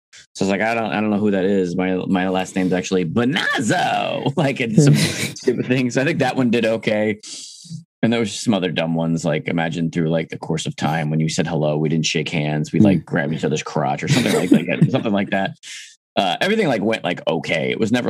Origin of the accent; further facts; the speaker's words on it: East Coast, United States; now in Midwest, United States; I'm from the East Coast. I talk fast.